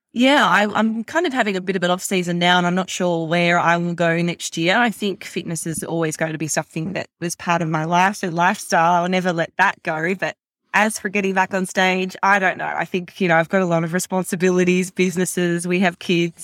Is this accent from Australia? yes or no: yes; Australia; also born or lived in America; now in United States; growing up in Australia